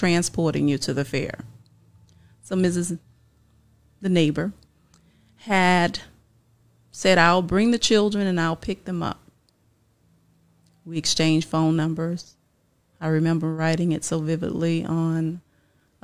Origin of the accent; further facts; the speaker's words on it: New Orleans, Louisiana, United States; moved away as an adult; now in Tampa, United States; Coming from New Orleans, Louisiana, which is my hometown, and migrating to Tampa, Florida, as a result of Hurricane Katrina